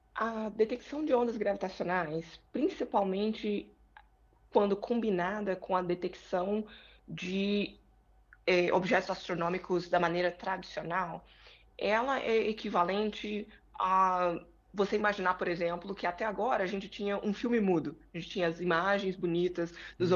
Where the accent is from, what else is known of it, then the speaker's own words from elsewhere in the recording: Brazil; moved away as an adult; now in United States; voltei para o Brasil e concluí o, o, o doutorado em 2010